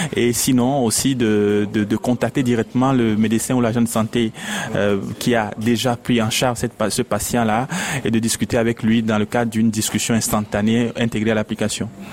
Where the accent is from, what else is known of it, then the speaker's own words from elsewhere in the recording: Togo; also born or lived in Lomé; je suis togolais, je suis à Lomé